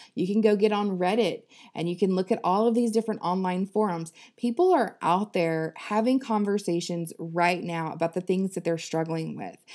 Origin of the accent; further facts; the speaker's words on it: the South, United States; I'm from the South